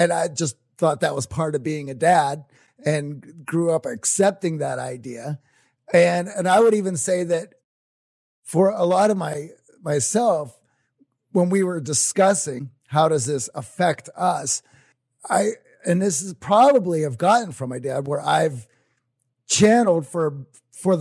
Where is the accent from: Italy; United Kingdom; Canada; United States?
United States; Midwest; growing up in Midwest industry household, factory households